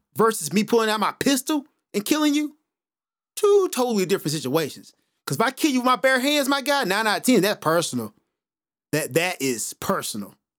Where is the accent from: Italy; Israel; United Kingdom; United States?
United States; being an American